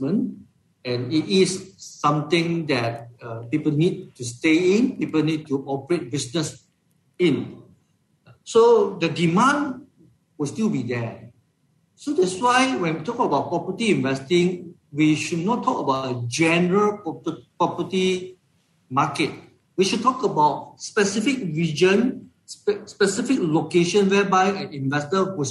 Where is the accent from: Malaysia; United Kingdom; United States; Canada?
Malaysia; as a Malaysian investors